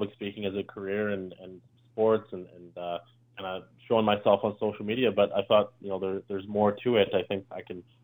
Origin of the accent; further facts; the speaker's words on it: Calgary, Alberta, Canada; I'm from Calgary, so it's a pretty old city.